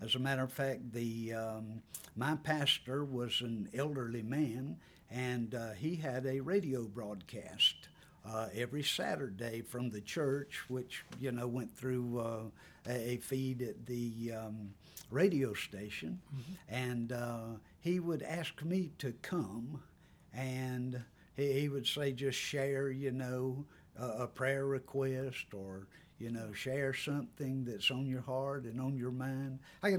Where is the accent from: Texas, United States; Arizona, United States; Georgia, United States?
Georgia, United States; Toccoa; also born or lived in Gwinnett County, Georgia / Banks County, Georgia; I was born and reared in Toccoa, Georgia. I spent about 40 years in Gwinnett County. And for the last 15 years, I've lived in Banks County.